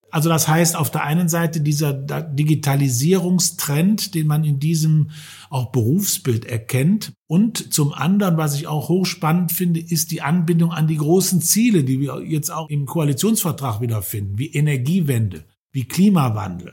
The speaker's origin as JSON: {"language": "German", "country": "Germany", "said": "hier bei uns in Deutschland"}